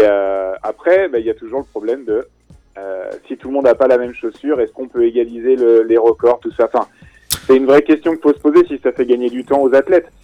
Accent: Clermont-Ferrand, Auvergne-Rhône-Alpes, France; also born or lived in Angers, Maine-et-Loire; on est de Clermont

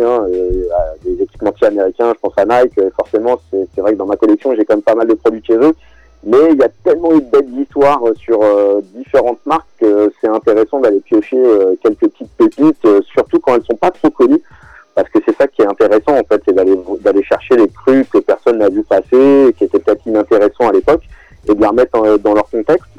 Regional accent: southern suburbs of Paris, Essonne, Île-de-France, France; je suis un enfant de la banlieue sud de, Paris, euh, plus précisément du 91

